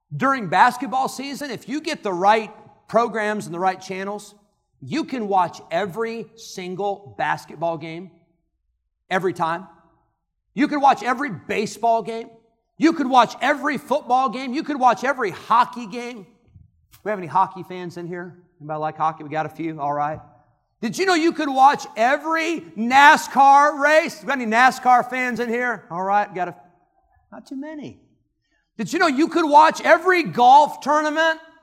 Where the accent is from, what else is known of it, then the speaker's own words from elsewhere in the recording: Illinois, United States; I grew up in Illinois